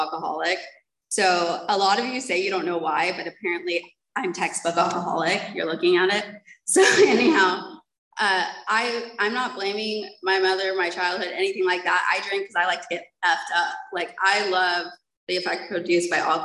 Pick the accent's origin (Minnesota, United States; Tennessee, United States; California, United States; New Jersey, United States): California, United States; San Diego; moved away; also born or lived in Mission Viejo; my grandmother had adopted us and we moved to Mission Viejo, and I'm from San Diego